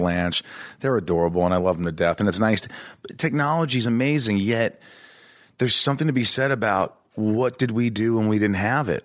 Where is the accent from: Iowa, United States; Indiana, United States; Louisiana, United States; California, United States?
Indiana, United States; also born or lived in New York; I grew up in Indiana. Once we moved from New York